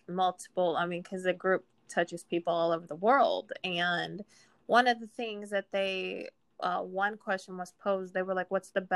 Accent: United States; as American women

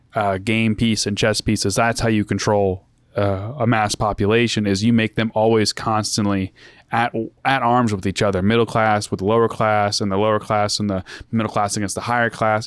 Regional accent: United States

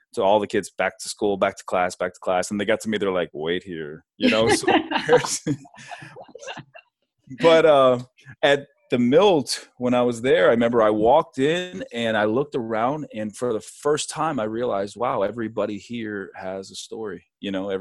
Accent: Hershey, Pennsylvania, United States; also born or lived in Niagara Falls, New York / California; I grew up at Milton Hershey School

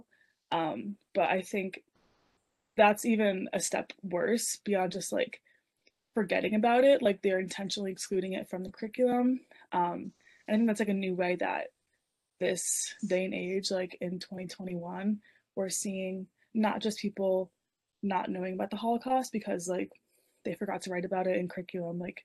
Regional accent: Connecticut, United States; we are from Connecticut, there's Jewish people around us.

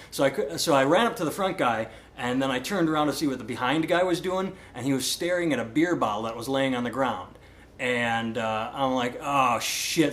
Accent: Iowa, United States; people say, "Where are you from?" and I say Iowa

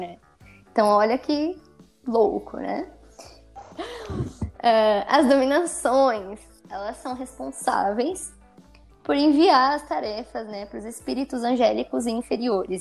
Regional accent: Santo André, São Paulo, Brazil; eu venho de Santo André, São Paulo.

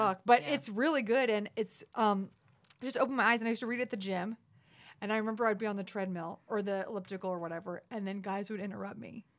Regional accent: Texas, United States; moved away; just growing up in Texas and just, you know, being rowdy, drunk kind of place.

